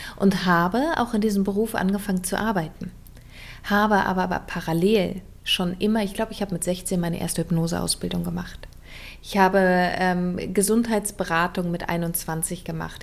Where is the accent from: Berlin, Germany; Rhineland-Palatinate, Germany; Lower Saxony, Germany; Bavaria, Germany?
Berlin, Germany; accent: Berlinerisch; so bin ich in Berlin aufgewachsen